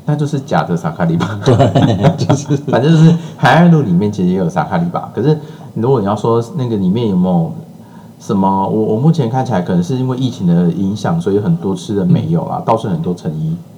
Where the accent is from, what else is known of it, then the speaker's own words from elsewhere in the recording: Tainan, Taiwan; 我虽然身为台南人